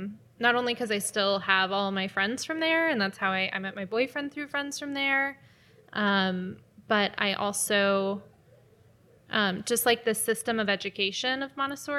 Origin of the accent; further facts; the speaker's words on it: Denver, Colorado, United States; Anyway, and I'm from Denver, Colorado.